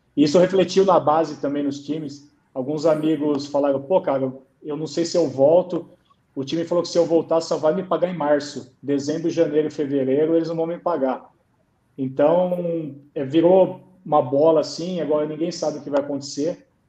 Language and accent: Portuguese; Brazil; moved away as an adult; also born or lived in China